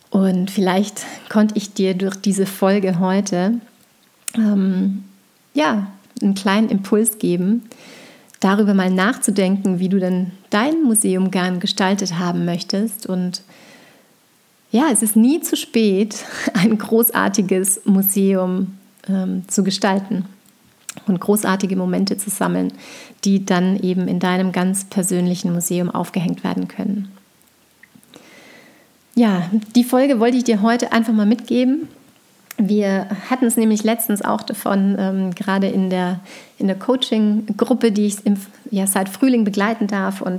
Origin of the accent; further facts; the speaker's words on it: Tyrol, Austria; dreieinhalb Stunden ähm, in Tirol bin, in meinem Heimatort bei meinen Eltern, dass wir da auftanken können.